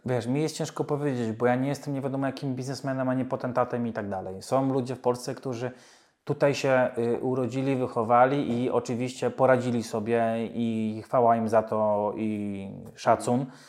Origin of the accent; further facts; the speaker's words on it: Poland; moved away as an adult; now in United Kingdom; jestem nauczony jako Polak z krwi i kości, bo mogę mieszkać w UK 100 lat, ja zawsze będę y, Polakiem